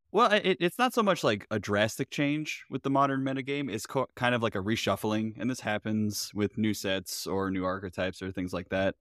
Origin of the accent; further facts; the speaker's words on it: Florida, United States; I'm from Florida, I went to art school